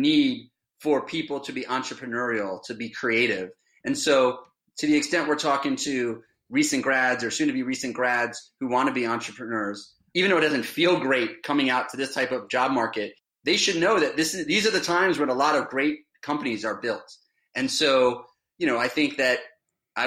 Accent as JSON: {"language": "English", "town": "Miami", "region": "Florida", "country": "United States", "tie": "born or raised there", "moved": "yes", "lives_now": "Westfield, United States", "said": "growing up in Miami"}